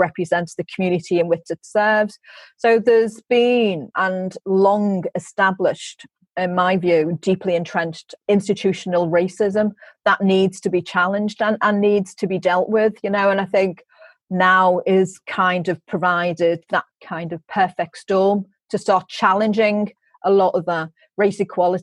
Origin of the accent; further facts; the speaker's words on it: Liverpool, North West England, United Kingdom; my early life growing up in Liverpool 8 and going to St. Margaret's